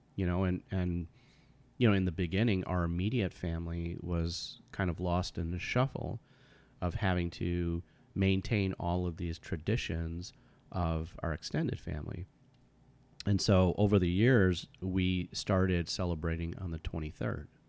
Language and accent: English; United States; I was born here in the United States, and I was raised in a kind of white suburban community.